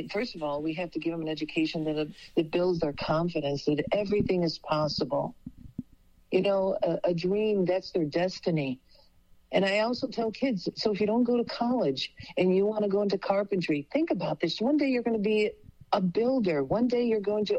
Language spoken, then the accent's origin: English; Chicago, Illinois, United States; born or raised there; also born or lived in Bassano del Grappa, Italy